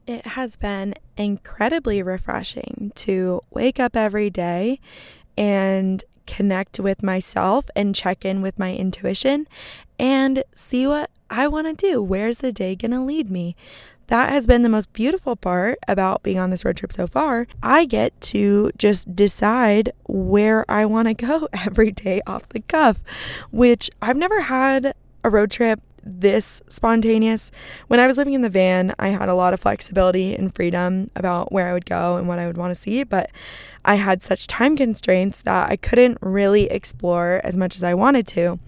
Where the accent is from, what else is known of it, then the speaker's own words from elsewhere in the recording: Arizona, United States; now in Los Angeles, United States; I'm from Arizona